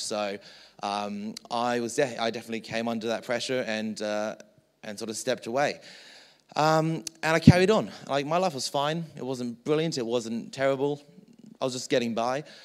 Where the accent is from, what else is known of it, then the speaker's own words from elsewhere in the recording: England, United Kingdom; moved away; So I was born in England